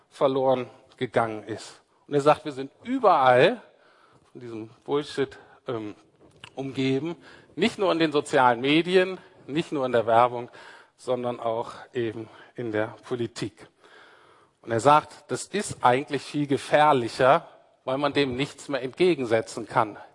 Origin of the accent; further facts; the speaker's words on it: Berlin, Germany; Zumindest als Berliner nicht.